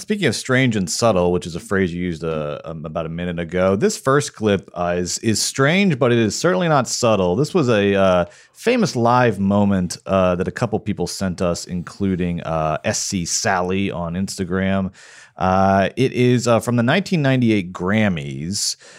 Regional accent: Marietta, Georgia, United States; my hometown of Marietta, Georgia

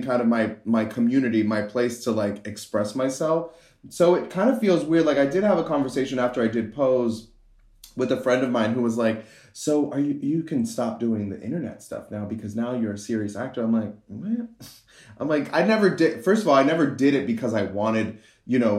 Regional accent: Miami, Florida, United States; moved away; also born or lived in New York; I grew up mostly in Miami, and then I moved to New York

